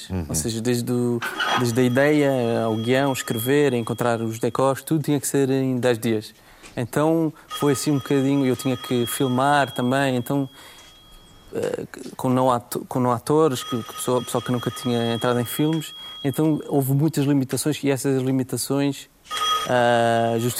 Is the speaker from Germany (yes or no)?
yes; Germany; born there; Os meus avós uh, foram, emigraram para a Alemanha, eu, eu já nasci na Alemanha, um, ah, e, e, depois voltaram.